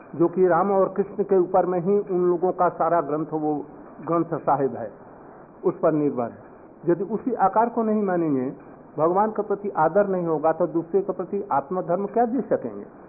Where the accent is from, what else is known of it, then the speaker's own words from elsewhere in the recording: India; दरिद्र भारत से नहीं आए हम लोग समृद्ध भारत से आए हैं